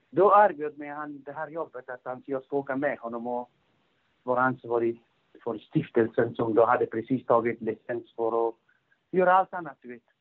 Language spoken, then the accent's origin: Swedish; Afghanistan; also born or lived in Russia; now in Sweden; vi hade flyttat redan från 1992 eh, från Afghanistan. Vi var, jag bodde i Ryssland under den tiden med familjen. Och sen kom pappan och kom, pappan kom till Sverige